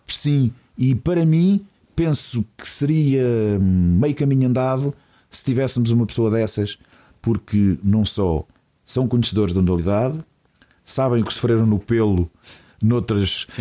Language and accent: Portuguese; Portugal; como povo, como portugueses